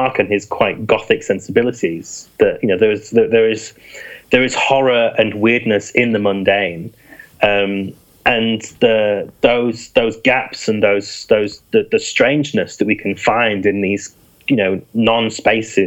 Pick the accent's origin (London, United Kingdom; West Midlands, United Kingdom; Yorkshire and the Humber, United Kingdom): Yorkshire and the Humber, United Kingdom; moved away; I'm from East Yorkshire originally